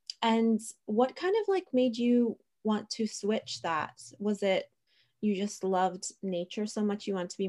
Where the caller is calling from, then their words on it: Pennsylvania, United States; I'm speaking from Pennsylvania in the United States, and we have very bad winters too.